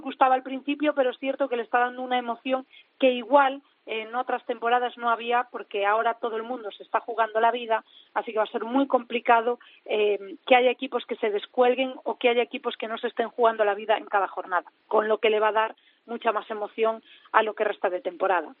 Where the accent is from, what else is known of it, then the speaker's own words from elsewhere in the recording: Galicia, Spain; now in Madrid, Spain; yo soy gallega